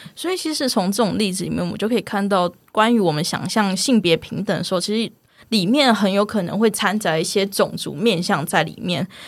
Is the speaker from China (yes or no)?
no; Taiwan; accent: Taiwanese Hokkien; first language Taiwanese Hokkien; Chinese is a second language; 我是讲闽南语出生的，台语出生的